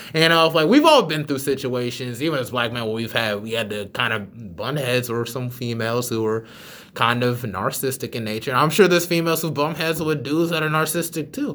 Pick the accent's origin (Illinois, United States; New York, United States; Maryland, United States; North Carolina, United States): North Carolina, United States; Charlotte; I am from Charlotte